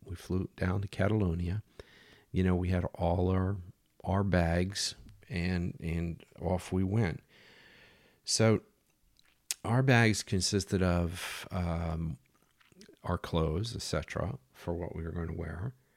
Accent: United States; moved away; I'm American, and there weren't very many Americans around

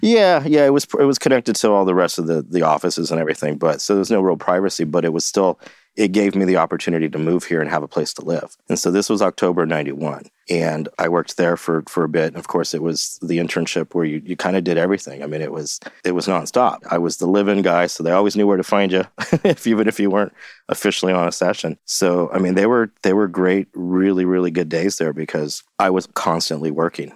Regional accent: Santa Barbara, California, United States; moved away as an adult; also born or lived in Los Angeles; now in San Francisco, United States; I grew up in Santa Barbara

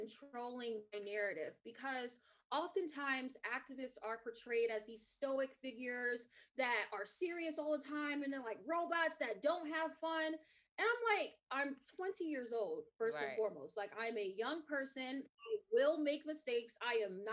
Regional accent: New York City, New York, United States; growing up in Brownsville, Brooklyn

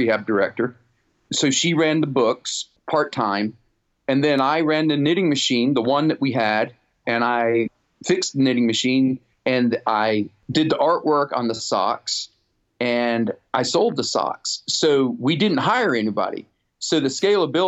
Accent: North Carolina, United States; also born or lived in Nottingham, United Kingdom / Pennsylvania / Rhode Island / New Hampshire; I grew up in the South

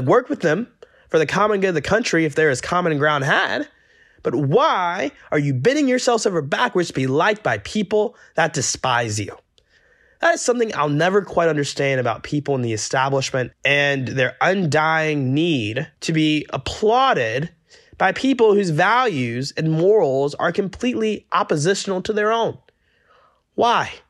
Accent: Georgia, United States; moved away; my home state of Georgia

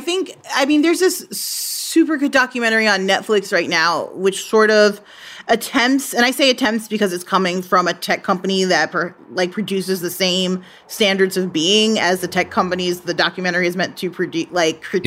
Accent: United States; being an American

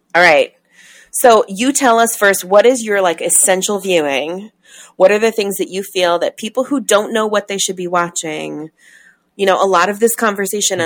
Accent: New York, United States; growing up in New York in the 80s and 90s

